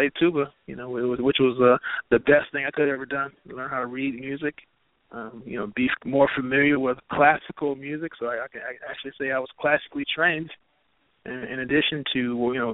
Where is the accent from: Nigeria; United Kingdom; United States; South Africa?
United States; Chicago, Illinois; growing up in South Shore